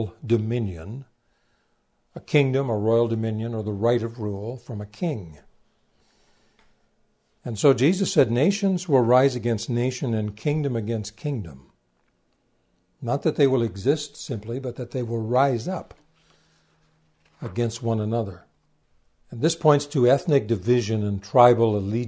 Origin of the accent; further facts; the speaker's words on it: Canada; I'm a Canadian